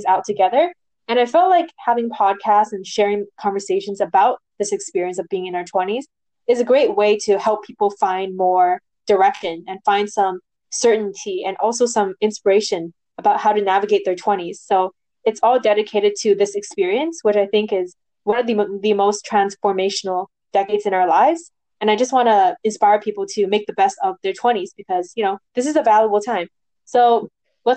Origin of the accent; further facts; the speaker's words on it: Vancouver, British Columbia, Canada; I'm from Vancouver, BC, Canada.